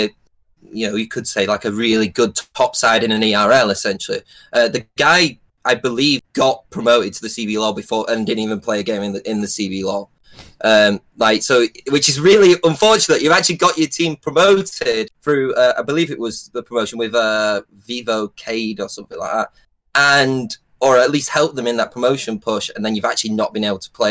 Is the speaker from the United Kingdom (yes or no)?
yes; Preston, North West England, United Kingdom; I'm from Preston